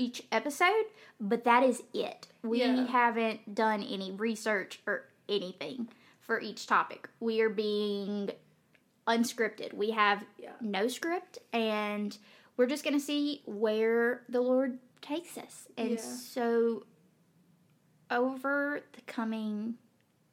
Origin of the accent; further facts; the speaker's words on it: Magee, Mississippi, United States; we are from McGee, Mississippi. So I know I have a bad accent.